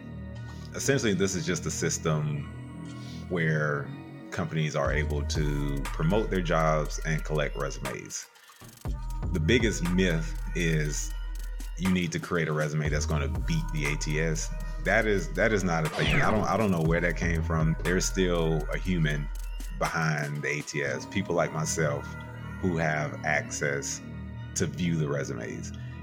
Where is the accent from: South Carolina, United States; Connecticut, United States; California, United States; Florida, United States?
South Carolina, United States; Yes, South Carolina.